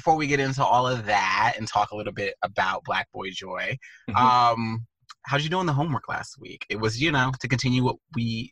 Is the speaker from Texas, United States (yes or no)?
yes; Texas, United States; growing up in Texas